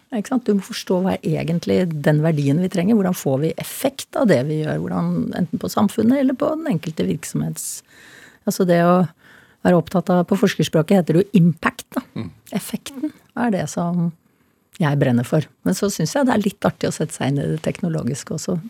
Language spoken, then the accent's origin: Norwegian; Norway; jeg meldte meg selvfølgelig som nordmann